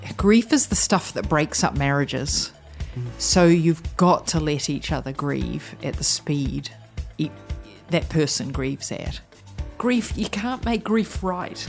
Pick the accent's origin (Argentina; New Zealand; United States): New Zealand; moved away as an adult; for me as a New Zealander to have a bicultural heritage